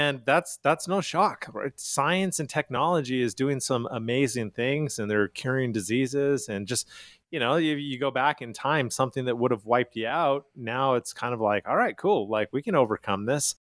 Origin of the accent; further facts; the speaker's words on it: Calgary, Alberta, Canada; moved away as an adult; now in United States; I am from Calgary, Canada